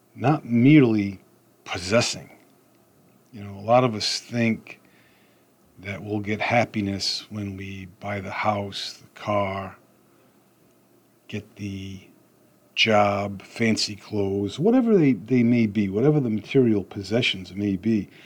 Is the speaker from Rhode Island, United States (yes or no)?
yes; Rhode Island, United States; I'm from Rhode Island